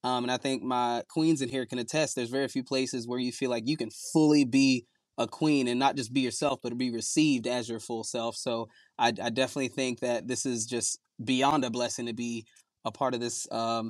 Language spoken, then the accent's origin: English; Virginia Beach, Virginia, United States; moved away; also born or lived in Kingstree, South Carolina / Louisville, Kentucky / New Jersey; I hail from King Street, South Carolina. I was born there and raised in Virginia Beach